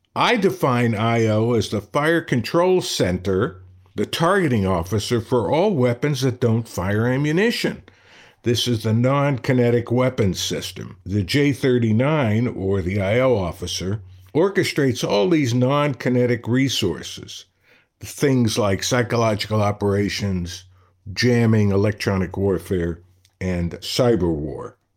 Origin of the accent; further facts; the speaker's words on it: Brooklyn, New York, United States; growing up in Brooklyn